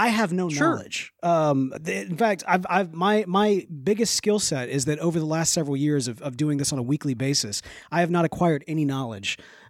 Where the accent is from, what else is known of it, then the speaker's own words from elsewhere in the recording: the South, United States; accent: Southern; I've kind of crossed my Southern accent a couple different ways there in the midst of it.